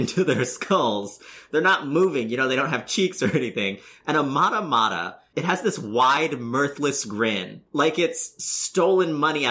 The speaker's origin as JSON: {"language": "English", "region": "Colorado", "country": "United States", "tie": "born or raised there", "said": "I grew up in Colorado"}